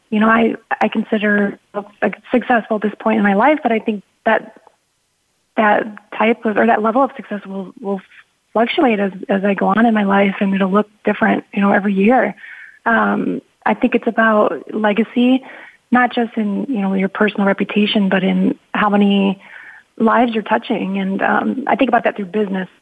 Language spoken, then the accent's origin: English; Midwest, United States; also born or lived in Chicago; I grew up in the Midwest. You know, I had a a very, I guess, typical Midwestern family.